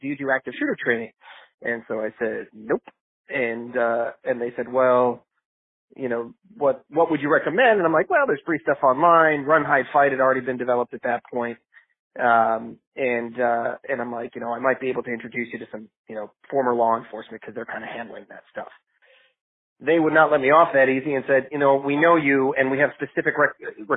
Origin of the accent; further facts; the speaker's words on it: Michigan, United States; moved away as an adult; also born or lived in Israel / Richmond, Virginia; I was born in Michigan but moved to Israel, was drafted, and then served in the IDF. Came back from that and got my degree in chemical engineering from Michigan